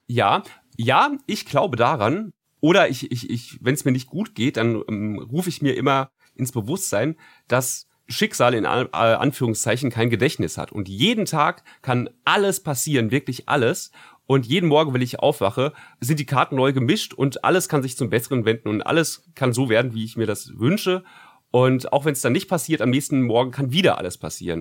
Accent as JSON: {"language": "German", "town": "Frankfurt", "region": "Hesse", "country": "Germany", "said": "als Frankfurter"}